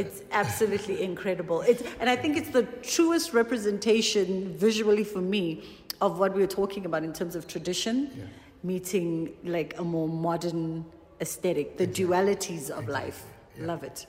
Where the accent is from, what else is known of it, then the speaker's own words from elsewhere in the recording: South Africa; as a South African